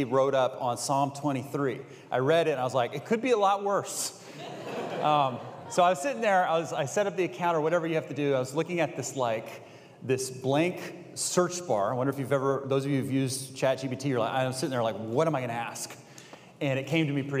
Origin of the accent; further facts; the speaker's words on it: Bay Area, California, United States; I grew up in the Bay Area.